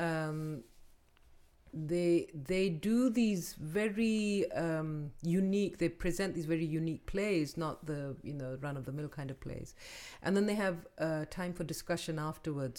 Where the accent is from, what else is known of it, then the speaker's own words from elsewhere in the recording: Pakistan; now in United States; we grew up in Pakistan